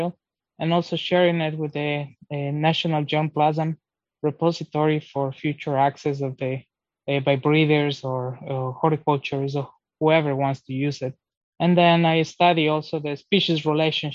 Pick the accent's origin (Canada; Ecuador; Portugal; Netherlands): Ecuador; English is a second language; now in Georgia, United States; I'm originally from Ecuador, South America